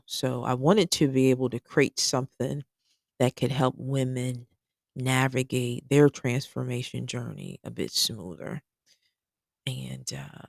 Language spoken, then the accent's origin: English; Cincinnati, Ohio, United States; now in Georgia, United States; I am originally from Cincinnati, Ohio. We've lived in Georgia for the past 8 years.